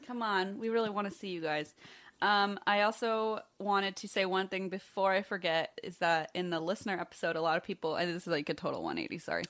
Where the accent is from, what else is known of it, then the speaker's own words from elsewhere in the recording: Ohio, United States; moved away; my home state